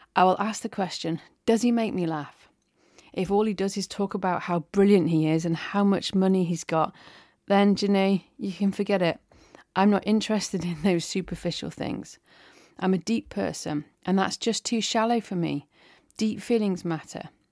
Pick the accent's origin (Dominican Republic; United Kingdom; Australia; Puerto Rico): United Kingdom; England; I'm English